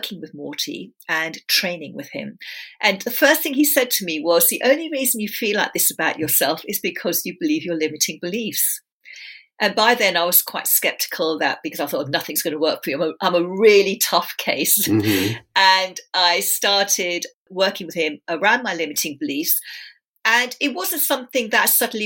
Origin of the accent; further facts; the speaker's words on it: London, United Kingdom; also born or lived in India / England; They came over to England in the early 60s. I was born in London. And then they sent me back to India to live with my extended family, my mum's extended family. And my mum and dad and my brother and sister stayed in England. And then I came back into the family when I was five